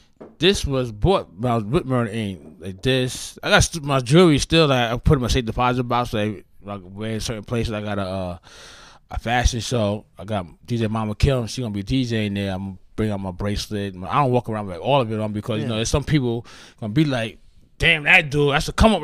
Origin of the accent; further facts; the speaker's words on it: New York City, New York, United States; See, I come from Hollis, Queens.